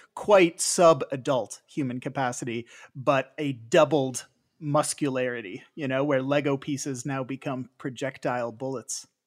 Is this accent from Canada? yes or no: yes; Canada; as a Canadian